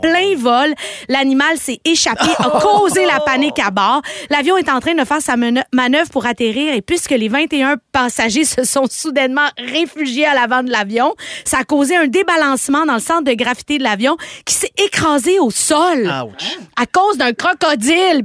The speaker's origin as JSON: {"language": "French", "region": "Quebec", "country": "Canada", "said": "Je me considère comme une Québécoise"}